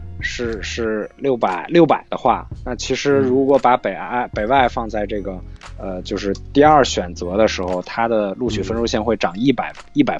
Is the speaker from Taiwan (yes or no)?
no; Beijing, China; 我们感我感觉我感觉江苏的人比我北京人还多。